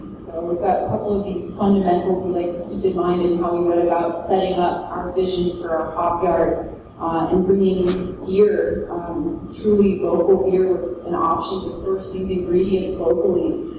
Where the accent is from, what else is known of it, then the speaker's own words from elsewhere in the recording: Southold, New York, United States; I grew up out there in South Old Town next door, and my family has a greenhouse right in Peconic.